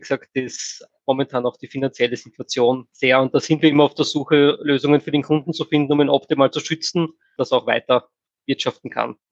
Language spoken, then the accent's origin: German; Austria; bei uns in Österreich